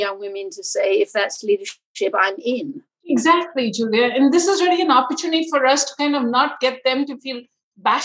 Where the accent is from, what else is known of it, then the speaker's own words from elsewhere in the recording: India; growing up in India